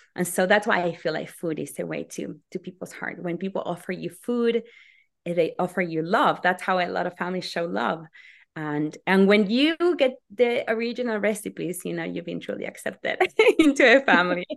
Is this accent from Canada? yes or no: no; Argentina; moved away as an adult; now in United States; I'm from Argentina, and my family comes from all over the world.